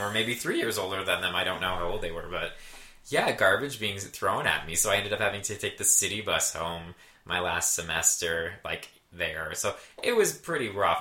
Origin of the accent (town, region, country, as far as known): Brantford, Ontario, Canada; born or raised there; moved away